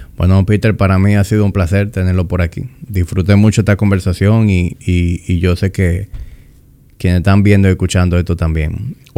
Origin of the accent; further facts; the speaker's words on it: Dominican Republic; accent: Dominican; yo hablo muy dominicano